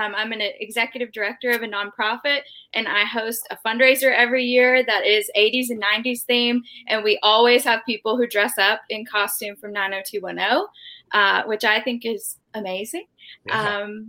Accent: Georgia, United States; now in Chattanooga, United States; I grew up right outside of Chattanooga in North Georgia.

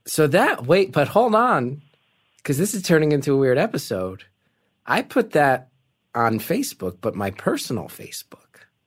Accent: New Jersey, United States; I'm from North Jersey.

